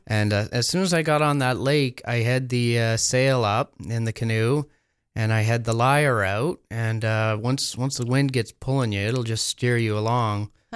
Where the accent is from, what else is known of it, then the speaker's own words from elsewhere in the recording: Sprucedale, Ontario, Canada; also born or lived in Quebec / California; I grew up in Sprucedale